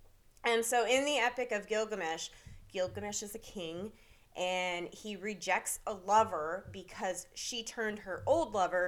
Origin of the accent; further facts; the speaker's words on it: Vermont, United States; moved away; also born or lived in Pacific Northwest; I'm from Vermont.